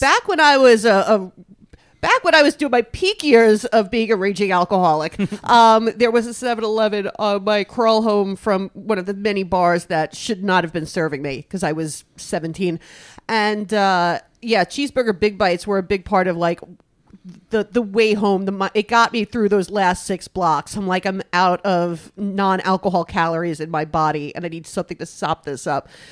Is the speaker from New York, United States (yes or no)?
yes; New York City, New York, United States; also born or lived in Brooklyn; growing up in New York City, I did not know about Wawa